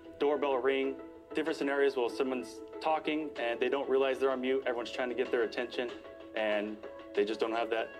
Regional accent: Sacramento, California, United States; And I'm also from Sacramento, California

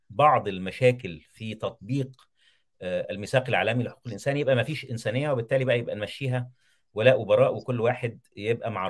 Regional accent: Egypt; لان احنا مسلمين وايضا كمصري اتعاطف مع المصريين

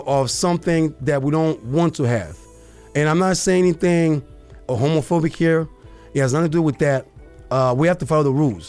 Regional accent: Côte d’Ivoire; now in Arizona, United States; my hometown, Cote d'Ivoire, aka Ivory Coast

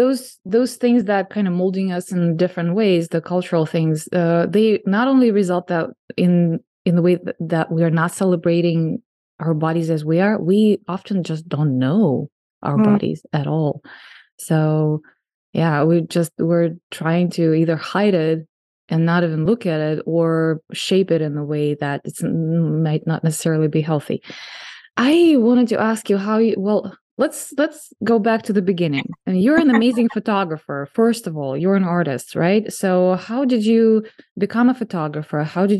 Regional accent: Russia; now in United States; I mean, I came from Russia, and I think in Russia, it's even like worse than here.

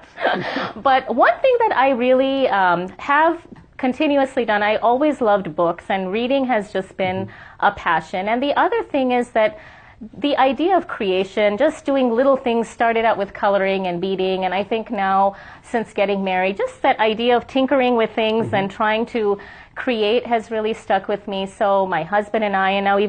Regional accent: Ann Arbor, Michigan, United States; also born or lived in Ahmedabad, India / Boston; now in San Diego, United States; I pretty much did all my schooling and all my childhood was spent in Ann Arbor, Michigan

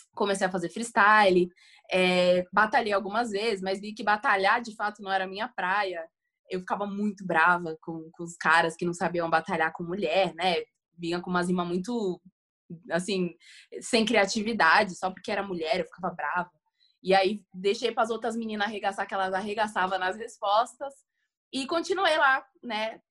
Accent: São Paulo, Brazil; sou aqui de São Paulo.

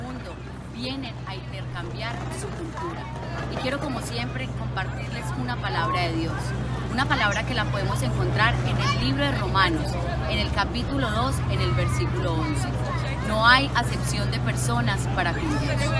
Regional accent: Girardota, Antioquia, Colombia; moved away as an adult; now in Chile; en una radio de, de mi pueblo natal, en Colombia, Medellín

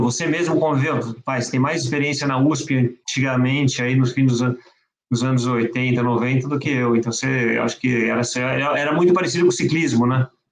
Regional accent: São Paulo, Brazil; also born or lived in France; a minha vida dentro do Pinheiros, que eu sempre pratiquei esporte no Pinheiros, moro, mora, morava quando era pequeno e moro ainda

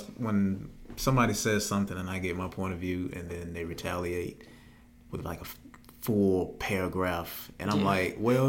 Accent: Thomson, Georgia, United States; growing up in Thompson

